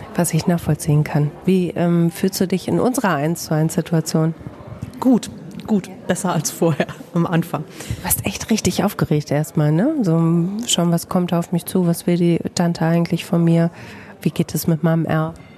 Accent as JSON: {"language": "German", "town": "Bamberg", "region": "Bavaria", "country": "Germany", "accent": "Franconian, rolled R as in Bamberg", "moved": "as an adult", "lives_now": "Herford, Germany"}